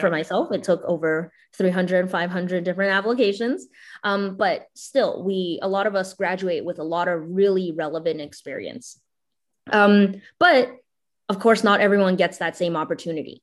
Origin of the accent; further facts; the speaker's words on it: Canada; also born or lived in China; I immigrated from China to Canada when I was seven years old